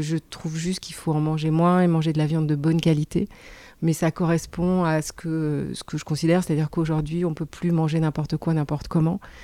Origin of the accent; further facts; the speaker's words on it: Brussels, Brussels-Capital Region, Belgium; moved away as an adult; now in France; j'ai grandi en Belgique. Je suis venue en France euh, pour faire mes études de droit quand j'avais 18 ans.